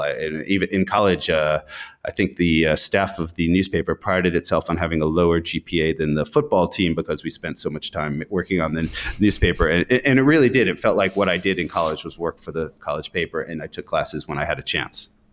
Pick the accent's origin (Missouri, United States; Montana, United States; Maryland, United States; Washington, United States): Montana, United States; Bozeman; who also lives in my hometown of Bozeman, Montana